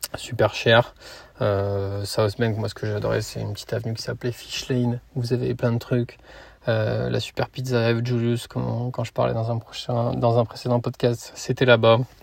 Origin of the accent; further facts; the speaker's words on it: Lyon, Auvergne-Rhône-Alpes, France; moved away; also born or lived in Brisbane, Australia; je viens de Lyon